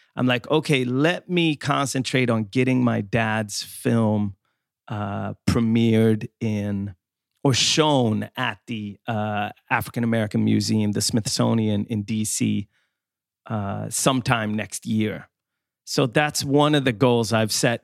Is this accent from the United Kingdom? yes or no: no; Skåne, Sweden; moved away; I. come from the south of Sweden, from Skåne